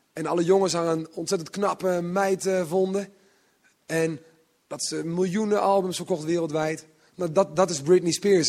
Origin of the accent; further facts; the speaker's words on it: Netherlands; also born or lived in Utrecht; Zo ben ik een beetje opgegroeid. Ik kom van het platteland.